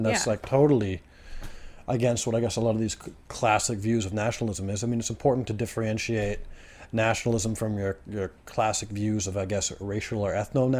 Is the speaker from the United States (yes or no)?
no; Canada; I'm not an American, I'm Canadian.